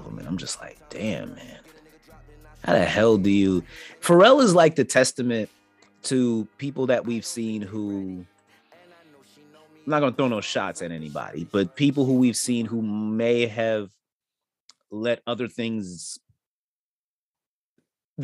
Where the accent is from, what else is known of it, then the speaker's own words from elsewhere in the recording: New York, United States; I'm from New York